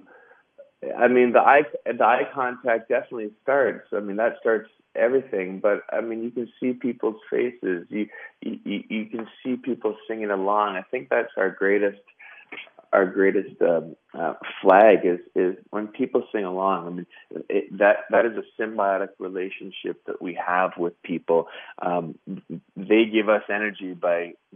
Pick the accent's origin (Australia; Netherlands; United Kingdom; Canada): Canada; Western Canada; we come from the West, so it's you know, believe it or not, it's a large country